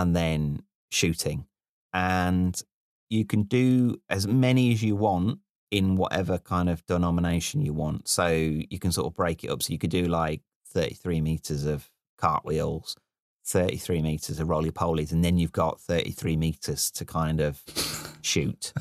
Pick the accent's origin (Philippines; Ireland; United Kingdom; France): United Kingdom; Midlands; moved away; also born or lived in London; the first time I became aware that I was from the Midlands was when I left the Midlands and, uh, I was in London and I used the word gambol